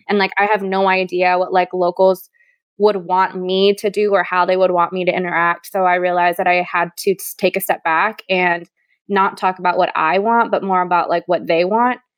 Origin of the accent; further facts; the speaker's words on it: Hawaii, United States; now in Austin, United States; I was born and raised in Hawaii. I now live in Austin, Texas